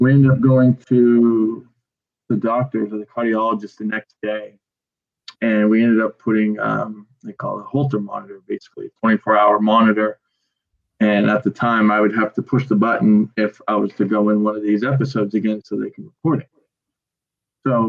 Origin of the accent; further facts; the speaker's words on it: Gorham, United States; I'm from Gorham. I coach at Gorham, not too far. It doesn't seem like I've moved too far